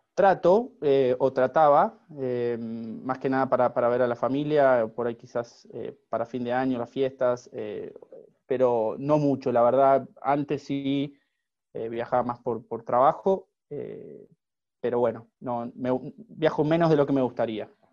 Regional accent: Argentina; moved away as an adult; also born or lived in Los Angeles, United States; now in Miami, United States; me egresé y recibí mi, título en, una universidad de, Argentina

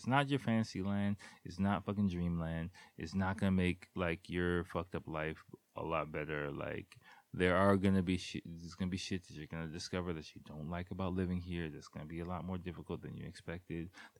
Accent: Washington, District of Columbia, United States; especially growing up in Washington, D.C. Nothing like, again, I love Washington, D.C.

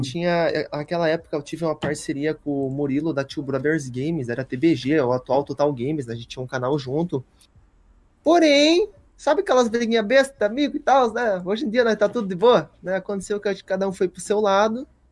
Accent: Toledo, Paraná, Brazil; now in Rio Grande do Sul, Brazil; eu sou natural do Paraná, de Toledo

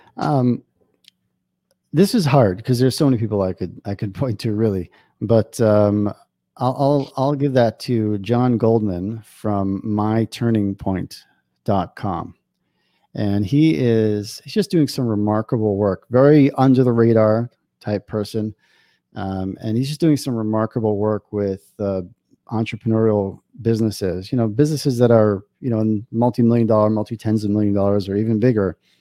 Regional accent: New York, United States; now in Israel; I grew up in New York

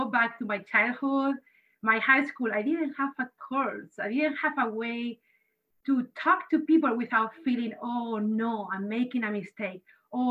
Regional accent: Spain; now in United States; I grew up in Spain

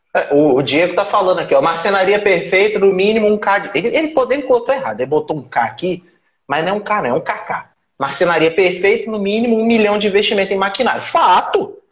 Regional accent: Brazil; eu sou brasileiro

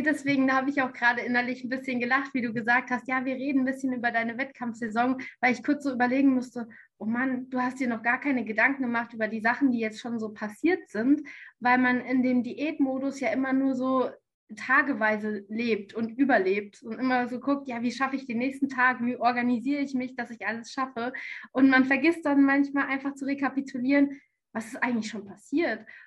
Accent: near Frankfurt, Hesse, Germany; moved away as an adult; also born or lived in Canada; now in Tübingen, Germany; ich komme ursprünglich aus Hessen, aus der Nähe von Frankfurt.

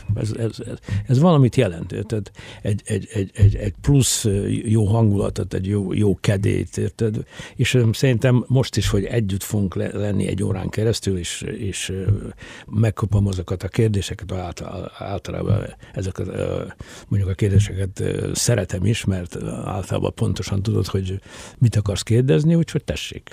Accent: Mukachevo, Zakarpattia Oblast, Ukraine; Kárpátán születtem, munkáson születtem

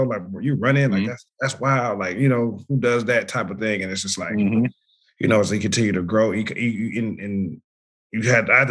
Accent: Los Angeles, California, United States; I'm from South Central. Grew up here, been here my whole life

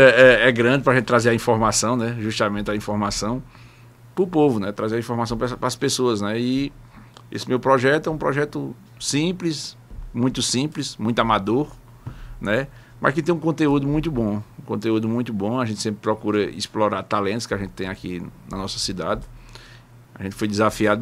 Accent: Northeast Region, Brazil; E o nordestino, eu sempre, eu sempre sou aquele nordestinense, aquele nativo

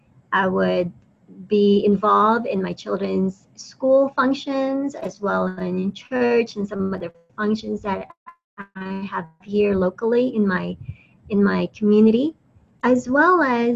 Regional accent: Atlanta, Georgia, United States; also born or lived in Philippines; I was born in the Philippines and I lived there for a few years when I was very young before I moved to Atlanta to live permanently with my family, my parents and my brothers.

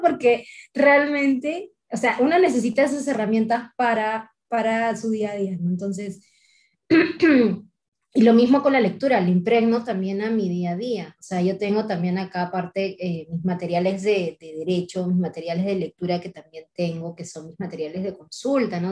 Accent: Talara, Piura, Peru; moved away; De chiquita yo vivía en Talara, una ciudad petrolera

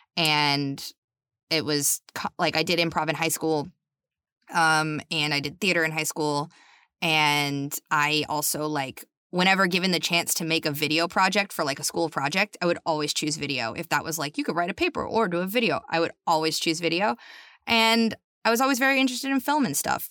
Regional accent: North Shore of Massachusetts, United States; I'm from just north of Boston

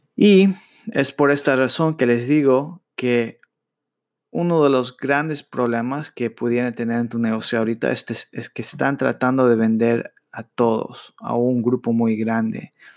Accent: United States; yo nací en Estados Unidos, pero mis padres son latinos. Yo crecí hablando inglés en la escuela y español con mis padres

